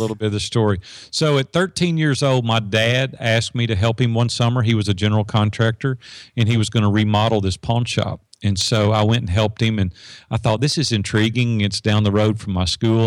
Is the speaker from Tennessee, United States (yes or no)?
yes; Madison, Tennessee, United States; it's just north of Nashville in Madison, Tennessee, which is, you know, ten minutes from downtown Nashville.